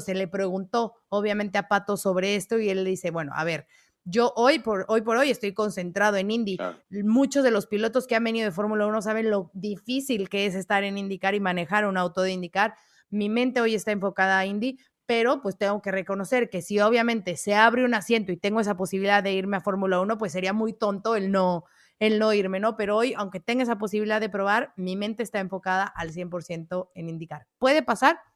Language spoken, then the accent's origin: Spanish; State of Mexico, Mexico; soy del Estado de México